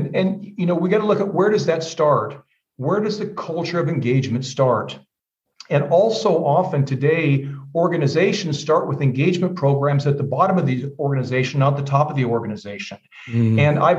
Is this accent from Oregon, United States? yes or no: no; Iowa, United States; moved away as an adult; also born or lived in California; now in Germany; I'm also a Midwest guy like you are. I grew up in Iowa, studied psychology and criminology, went to California.